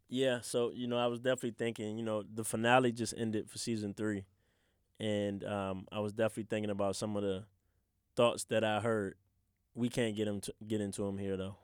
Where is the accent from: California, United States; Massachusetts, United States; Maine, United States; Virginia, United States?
Virginia, United States; Richmond; growing up in the city, growing up in Southside